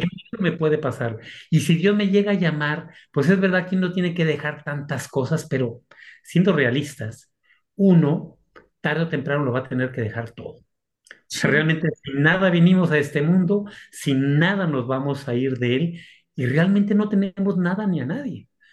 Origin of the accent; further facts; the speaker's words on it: Aguascalientes, Mexico; moved away as an adult; also born or lived in Monterrey, Mexico / Salamanca, Spain / Rome, Italy; mi ciudad natal, que es Aguascalientes